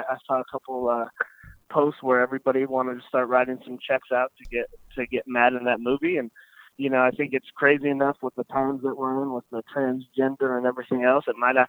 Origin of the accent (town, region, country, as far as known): Ventura, California, United States; born or raised there